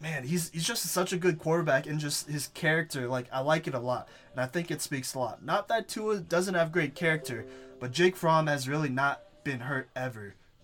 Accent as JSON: {"language": "English", "town": "Dallas", "region": "Texas", "country": "United States", "tie": "born or raised there", "moved": "as an adult", "lives_now": "Colorado, United States", "said": "I grew up in Dallas."}